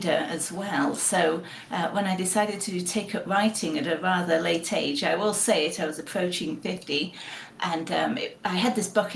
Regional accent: Sheffield, Yorkshire and the Humber, United Kingdom; accent: British; moved away as an adult; also born or lived in Connecticut, United States; now in United States; I was born in Sheffield in Yorkshire in the north of England, grew up there, and in my mid-20s decided to emigrate to America to work

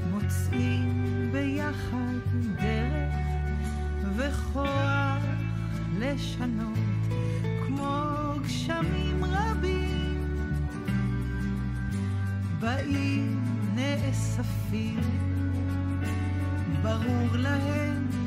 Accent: Tel Aviv, Tel Aviv District, Israel; also born or lived in Jaffa; כן, אני תל אביבית מאז ומעולם. אה, את אה, שנות הילדות שלי העברתי, אם אפשר לקרוא לזה, כן, העברתי במקום שקוראים לו רמת החייל, mm-hmm.

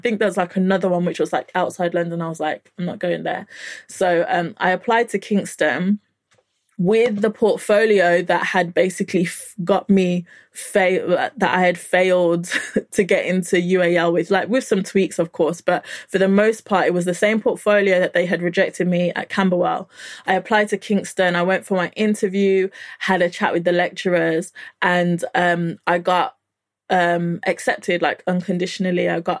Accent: Nigeria; But because, you know, I'm Nigerian, you have to kind of like have something to show for your time.

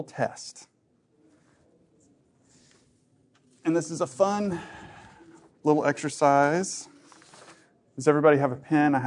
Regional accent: Dallas, Texas, United States; I'm from Dallas

